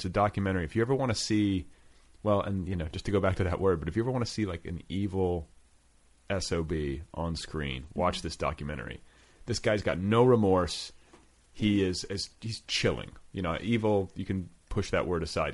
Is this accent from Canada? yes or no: no; Indiana, United States; moved away as an adult; also born or lived in Colorado / Los Angeles; I was from Indiana. I was like you know I was sort of like a midwestern dude